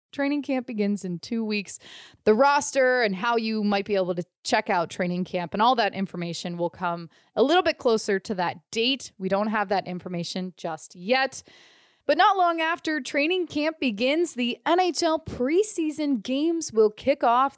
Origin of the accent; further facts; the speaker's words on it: Midwest, United States; moved away as an adult; now in California, United States; growing up in the Midwest